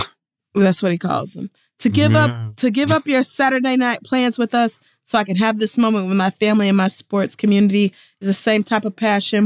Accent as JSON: {"language": "English", "region": "North Carolina", "country": "United States", "said": "I'm from North Carolina. I want to watch the Tar Heels."}